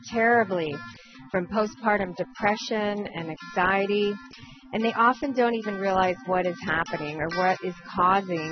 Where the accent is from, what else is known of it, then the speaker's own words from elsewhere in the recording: Euclid, Ohio, United States; I was born in Euclid, Ohio